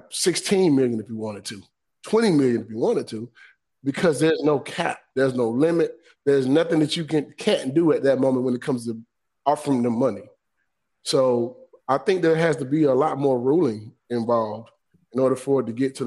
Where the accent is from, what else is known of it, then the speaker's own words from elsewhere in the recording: Griffin, Georgia, United States; I'm from Griffin, Georgia